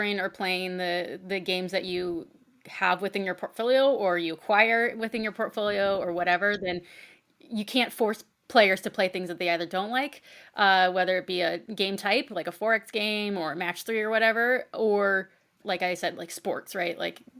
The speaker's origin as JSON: {"language": "English", "country": "United States", "said": "I'm American"}